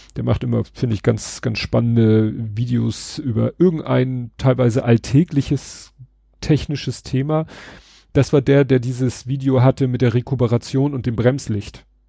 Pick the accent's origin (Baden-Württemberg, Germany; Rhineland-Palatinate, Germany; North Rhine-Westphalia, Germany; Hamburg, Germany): Hamburg, Germany; ich bin Hamburger oder wir sind alle Hamburger